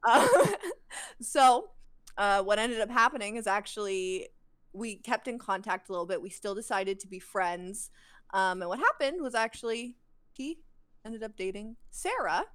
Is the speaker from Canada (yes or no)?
yes; Alberta, Canada; I'm from Alberta